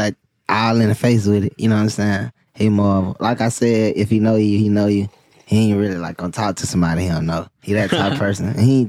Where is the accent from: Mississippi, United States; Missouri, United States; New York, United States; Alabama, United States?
Alabama, United States; Mobile; Just a young brother from Mobile, Alabama